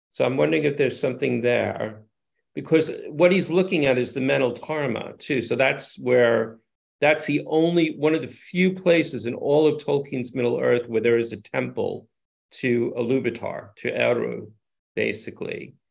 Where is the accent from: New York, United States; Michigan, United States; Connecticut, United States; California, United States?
New York, United States; New York City; moved away as an adult; now in England; I grew up in New York City